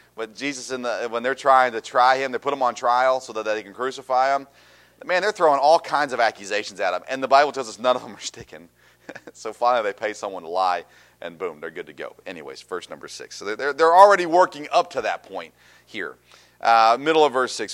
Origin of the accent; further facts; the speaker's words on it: Tennessee, United States; I grew up in Tennessee.